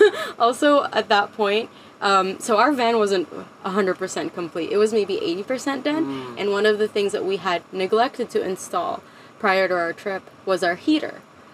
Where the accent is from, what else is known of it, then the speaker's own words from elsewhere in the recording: Canada; It was closed to foreign nationals. I'm Canadian, so they wouldn't let me in.